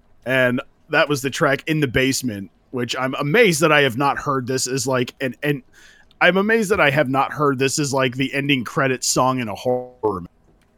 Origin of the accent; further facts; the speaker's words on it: Central California, United States; moved away; I actually had the great pleasure of seeing this band in my old hometown in Central California.